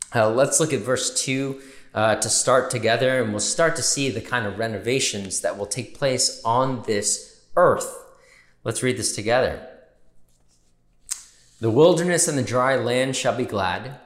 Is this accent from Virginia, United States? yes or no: no; New York, United States; we're New Yorkers